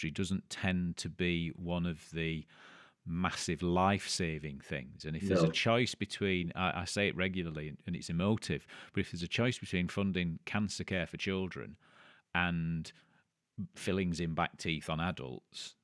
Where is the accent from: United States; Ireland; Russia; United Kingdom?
United Kingdom; England; Speaking as an Englishman